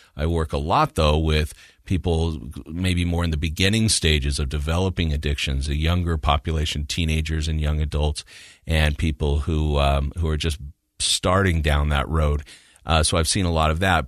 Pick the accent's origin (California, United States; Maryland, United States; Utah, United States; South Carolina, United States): Utah, United States; moved away as an adult; also born or lived in Kansas; I'm from Utah, so I've lived here most of my life, but I had lived away for a while, and I came back in two thousand and three